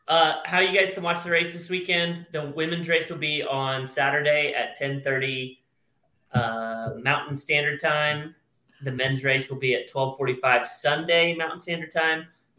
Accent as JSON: {"language": "English", "country": "United States", "said": "I'm an American through and through."}